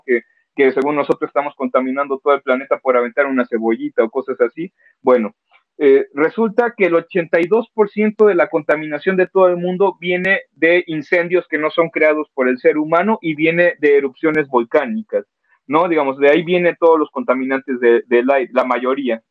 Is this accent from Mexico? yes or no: yes; Mexico